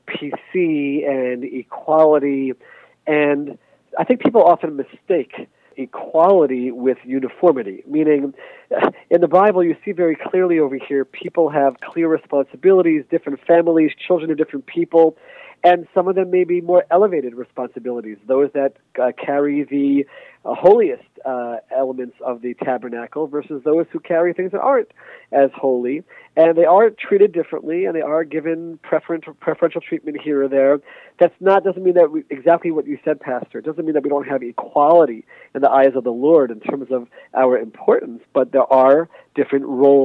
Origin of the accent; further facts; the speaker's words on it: United States; now in Israel; I spent most of my life in the United States as an American citizen